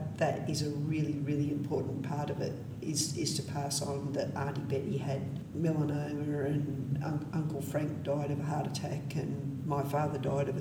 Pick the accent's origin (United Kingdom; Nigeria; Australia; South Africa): Australia; we're Australian